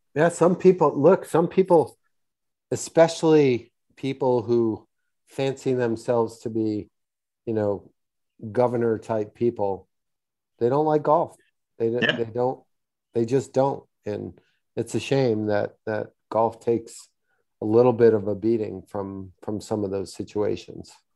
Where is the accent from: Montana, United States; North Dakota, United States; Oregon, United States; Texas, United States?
Texas, United States; Houston; my hometown of Houston